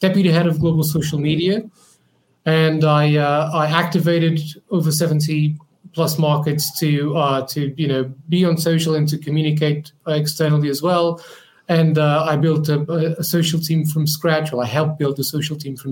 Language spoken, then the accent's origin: English; Portugal; moved away as an adult; now in London, United Kingdom; I moved from Portugal to London